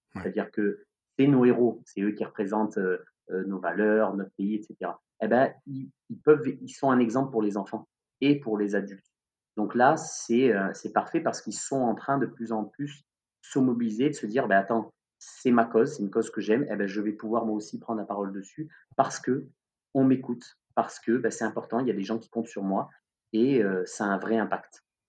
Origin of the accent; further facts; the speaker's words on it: Marseille, Provence-Alpes-Côte d'Azur, France; nous en tant que Marseillais